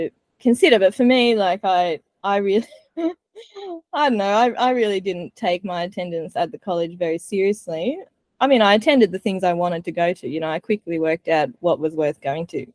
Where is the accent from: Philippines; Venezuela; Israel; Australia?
Australia; me as an Australian